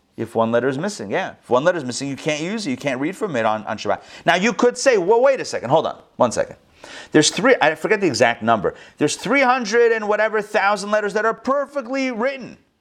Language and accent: English; Pittsburgh, Pennsylvania, United States; that's where I grew up also in Pittsburgh.